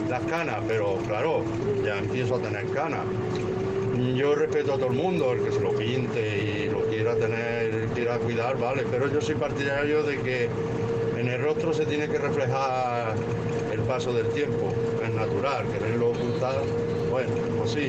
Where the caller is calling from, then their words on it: Baena, Andalusia, Spain; Buenos días, monstruo. Aquí … de Baena.